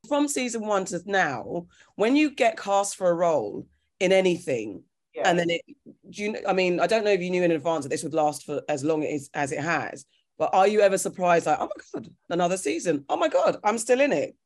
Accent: Ghana; I'm Ghanaian

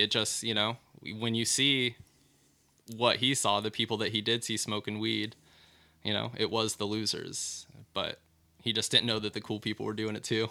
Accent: Elmira, Oregon, United States; also born or lived in Lowell, Oregon; I'm from Elmira, which is small and rednecky, but also it's where the Oregon Country Fair is

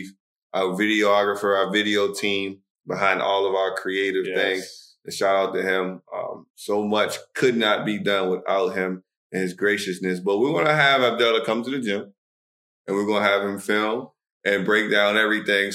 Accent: Alexandria, Virginia, United States; moved away as an adult; now in Dubai, United Arab Emirates; I'm from Alexandria, Virginia

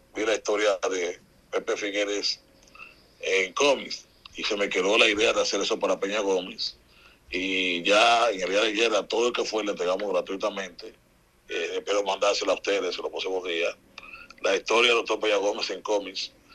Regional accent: Dominican Republic; como dominicano

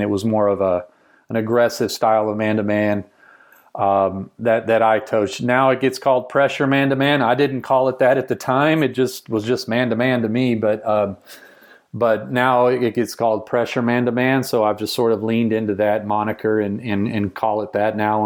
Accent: rural Texas, United States; I grew up in rural Texas, small town where you played sports.

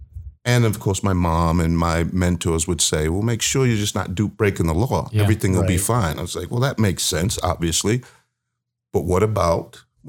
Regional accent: Baltimore, Maryland, United States; also born or lived in New York / Massachusetts; I am from the East Coast originally. So I grew up, born in New York, went to Massachusetts shortly thereafter, then Maryland, Baltimore, Maryland. So I'm an East Coast baby.

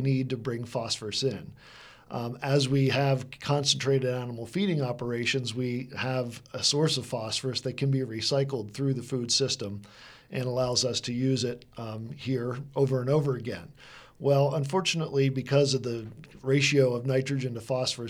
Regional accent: Lancaster, Pennsylvania, United States; moved away as an adult; also born or lived in Alaska / Texas / Puget Sound region; I grew up here in Lancaster, Pennsylvania, knew lots of farmers in my family

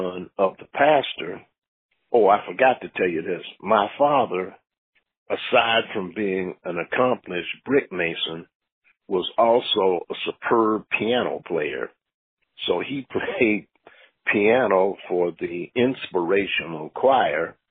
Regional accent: Cincinnati, Ohio, United States; I was born in the West End in 1948

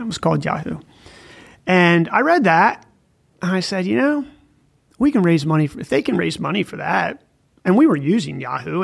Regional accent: northern Maryland, United States; accent: Baltimore; moved away; I grew up on a farm in northern Maryland

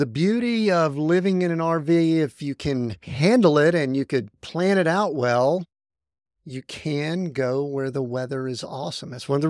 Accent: the South, United States; We're from the South.

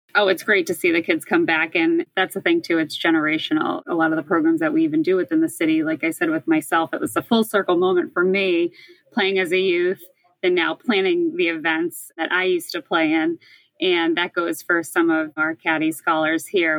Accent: Boston, Massachusetts, United States; I grew up in Boston, born and raised. I've never left.

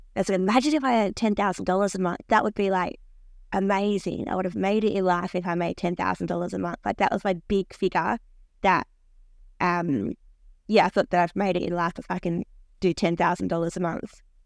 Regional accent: Australia; I'm Australian

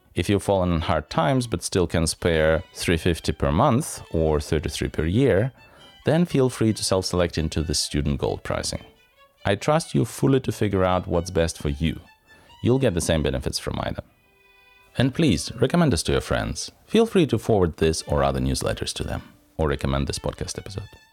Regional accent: southern Ukraine by the Black Sea, Ukraine; moved away; I was born in the Soviet Union, in the South by the Black Sea, on the territory of what is still technically Ukraine

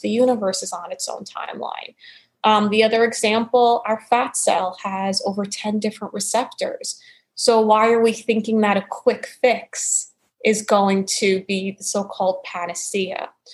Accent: New York City, New York, United States; moved away as an adult; also born or lived in Arizona / Portland, Oregon / Florida; born and raised in New York City

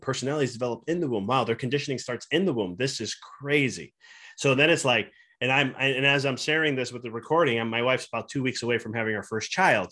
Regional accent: Chicago, Illinois, United States; moved away as an adult; now in Knoxville, United States; We're from Chicago originally, and we moved to Knoxville, Tennessee.

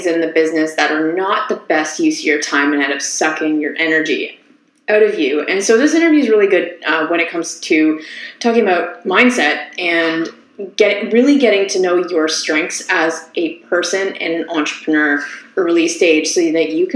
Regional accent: Ottawa, Ontario, Canada; now in Toronto, Canada; I'm actually from Ottawa

